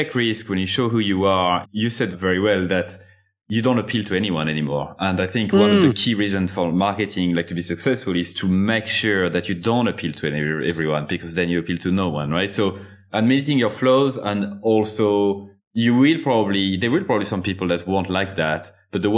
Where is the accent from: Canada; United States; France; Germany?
France; accent: French; English is a second language; I do have a French accent and I'm not going to remove it